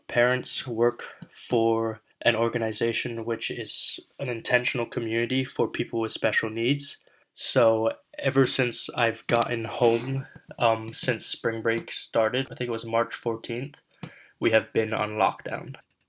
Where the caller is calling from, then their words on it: Hudson, New York, United States; today is Friday, May 1st, and I am reporting from Hudson, New York.